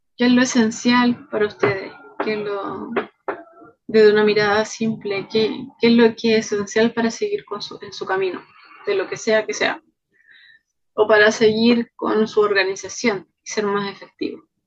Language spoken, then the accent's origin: Spanish; Chile; also born or lived in Pichilemu; Soy chilena, vivo en Pichilemu